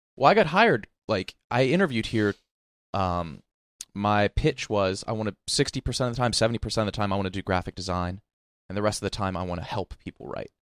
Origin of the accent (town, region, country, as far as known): Wheeling, West Virginia, United States; born or raised there; moved away